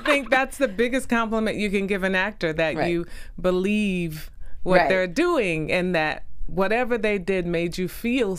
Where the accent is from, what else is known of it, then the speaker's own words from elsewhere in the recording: Jacksonville, Florida, United States; moved away; I'm originally from Jacksonville, Florida.